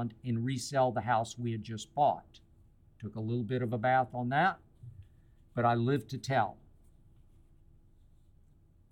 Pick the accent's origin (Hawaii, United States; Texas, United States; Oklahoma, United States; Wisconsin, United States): Oklahoma, United States; Oklahoma City; also born or lived in Van Nuys, California; now in Los Angeles, United States; a friend of mine in Oklahoma City the other night, my hometown